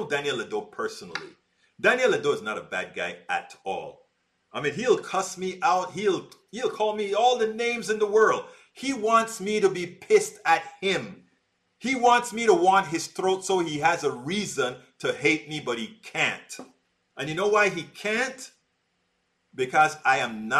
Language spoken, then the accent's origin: English; Panama; moved away; I grew up in Panama with Al Rose